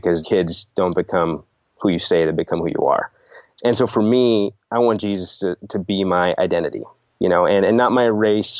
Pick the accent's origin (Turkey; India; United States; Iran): India; given the fact that, yeah, I am Indian. I do have kids that are half Indian